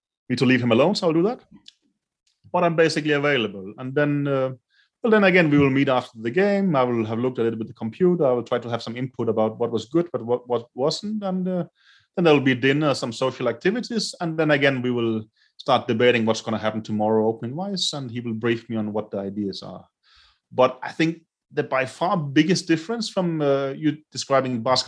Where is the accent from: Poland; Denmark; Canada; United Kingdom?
Denmark; moved away as an adult; now in Lithuania; I get to go to my home country